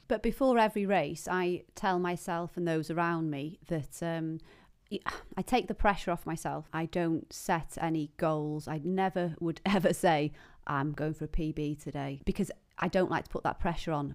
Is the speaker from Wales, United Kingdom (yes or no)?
yes; Penmachno, Wales, United Kingdom; I grew up in Pamachnoch.